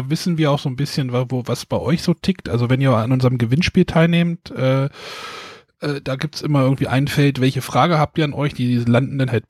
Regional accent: Northern Germany, Germany; Man knüddelt es zusammen, würde ich jetzt so als Norddeutscher hier sagen.

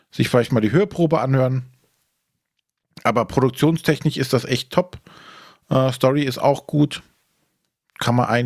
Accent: Rhineland, Germany; was jetzt für mich als Rheinländer immer schwierig ist, das Ganze spielt halt äh, in Bayern und hat auch diesen bayerischen Anstrich.

